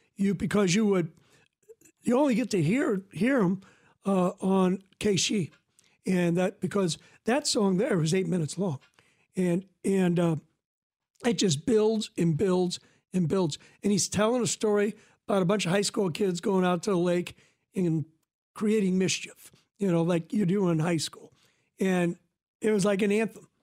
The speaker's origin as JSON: {"language": "English", "town": "Decatur", "region": "Illinois", "country": "United States", "lives_now": "Forsyth, United States", "said": "I'm from Decatur"}